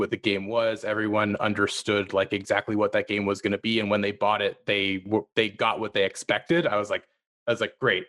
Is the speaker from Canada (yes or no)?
yes; near Ottawa, Ontario, Canada; my hometown near Ottawa